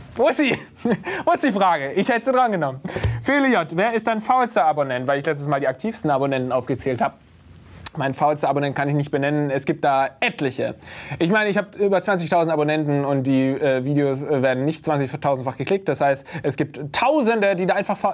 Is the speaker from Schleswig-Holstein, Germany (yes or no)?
no; Baden-Württemberg, Germany; now in Berlin, Germany; Ich komme nicht aus dem Schwabenland, ich komme aus Baden.